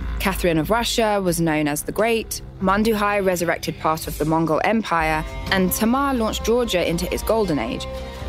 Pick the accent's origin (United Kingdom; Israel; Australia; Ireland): United Kingdom; my home country, the United Kingdom